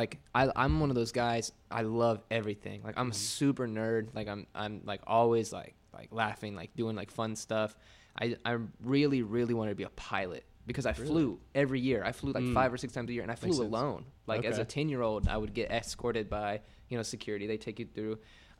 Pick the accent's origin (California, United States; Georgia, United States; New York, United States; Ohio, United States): California, United States; Riverside